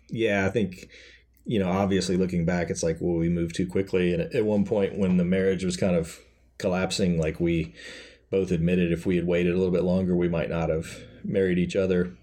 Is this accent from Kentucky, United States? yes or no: yes; Kentucky, United States; I grew up in Kentucky, so everybody's Baptist there